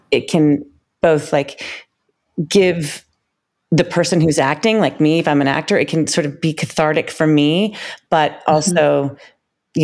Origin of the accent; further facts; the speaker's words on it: Washington, District of Columbia, United States; moved away as an adult; also born or lived in New York City; grew up in Washington, D.C., and I was a ballet dancer